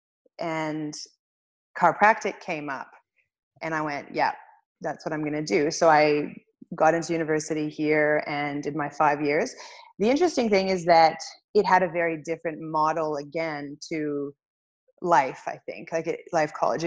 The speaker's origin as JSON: {"language": "English", "town": "Winnipeg", "region": "Manitoba", "country": "Canada", "tie": "born or raised there", "also_born_or_lived": "Australia", "moved": "as an adult", "said": "I grew up in Winnipeg"}